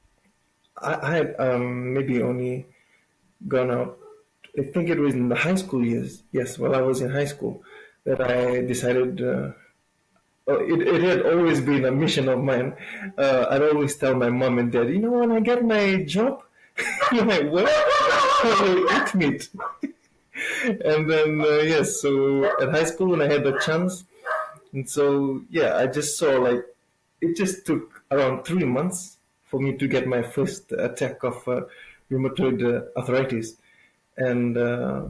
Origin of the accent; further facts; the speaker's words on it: Lau Province, Eastern Division, Fiji; I'm from Fiji